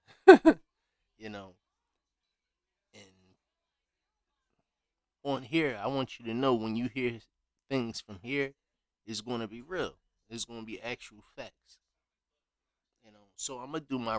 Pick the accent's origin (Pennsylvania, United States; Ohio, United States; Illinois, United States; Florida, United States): Pennsylvania, United States; Philadelphia; also born or lived in Compton, California / Chicago / Los Angeles / Las Vegas; I grew up mainly based in North Philadelphia